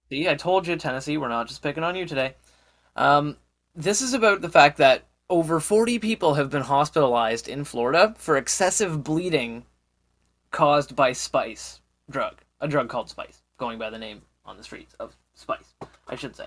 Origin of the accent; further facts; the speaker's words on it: Canada; as a Canadian